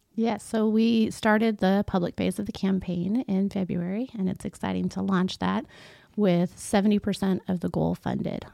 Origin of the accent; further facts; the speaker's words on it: Concordia, Missouri, United States; I grew up here in Concordia, uh, born and raised, and my family is still around